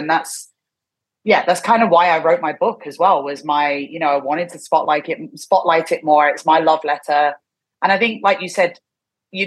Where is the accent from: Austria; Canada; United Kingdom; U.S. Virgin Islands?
United Kingdom; London; moved away as an adult; also born or lived in Thailand / Korea / Hong Kong; now in Tokyo, Japan; I'm from London originally, and I didn't get in touch with the scene when I was living there, because I left the UK at 22.